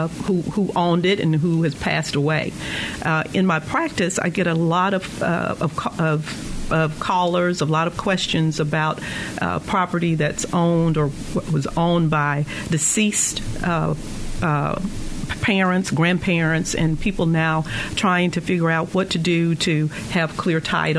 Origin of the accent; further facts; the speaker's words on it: the South, United States; However, growing up in the South and in the rural area, you know, we would hear about, oh, that's heir property.